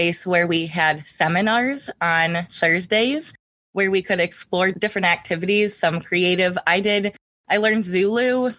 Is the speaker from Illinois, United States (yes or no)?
yes; Chicago, Illinois, United States; growing up in Chicago, we were around a lot of different cuisines, culture.